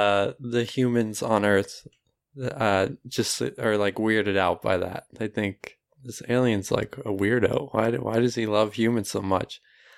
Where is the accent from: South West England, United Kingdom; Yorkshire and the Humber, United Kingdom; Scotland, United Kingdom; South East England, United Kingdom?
Scotland, United Kingdom; No, because I'm Scottish.